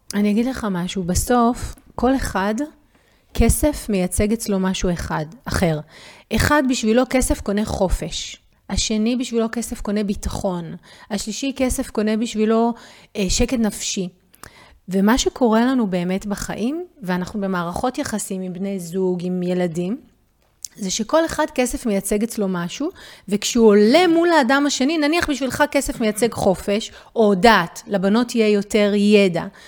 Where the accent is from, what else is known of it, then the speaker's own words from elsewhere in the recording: Israel; כולנו כישראלים